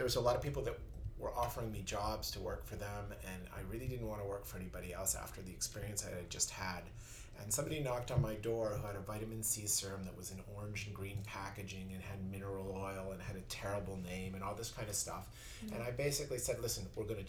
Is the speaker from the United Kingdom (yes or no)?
no; Vancouver, British Columbia, Canada; moved away as an adult; also born or lived in Minneapolis; now in New York, United States; I was actually born in Minneapolis. I was only there 2 months as a baby, but my parents were Canadian. I grew up in Vancouver.